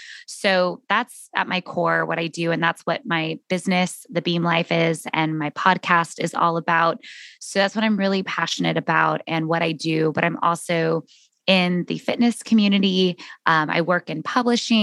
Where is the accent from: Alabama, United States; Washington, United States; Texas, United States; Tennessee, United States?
Texas, United States; San Antonio; moved away as an adult; also born or lived in New York City; where I grew up in San Antonio, Texas